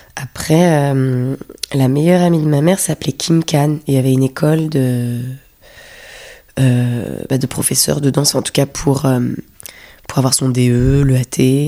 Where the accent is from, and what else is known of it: Paris, Île-de-France, France; born or raised there; moved away as an adult; also born or lived in London